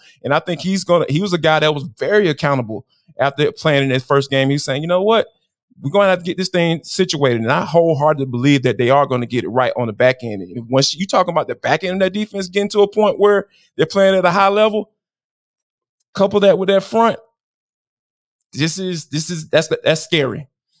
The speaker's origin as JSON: {"language": "English", "town": "Atlanta", "region": "Georgia", "country": "United States", "tie": "born or raised there", "said": "And growing up in Atlanta, I still don't get it to this day."}